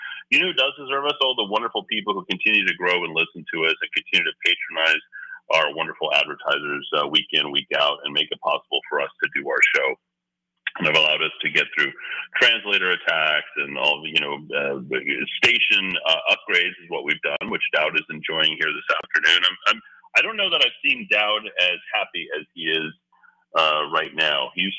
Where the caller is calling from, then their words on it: Rockwall, Texas, United States; And I'm in broadcasting from Rockwell, Texas. Rockwell, Texas is just outside of Dallas.